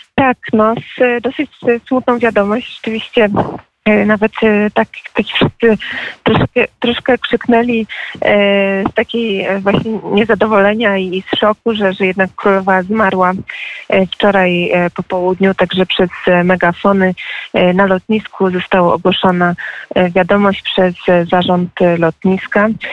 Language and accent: Polish; United Kingdom; jestem w sumie brytyjką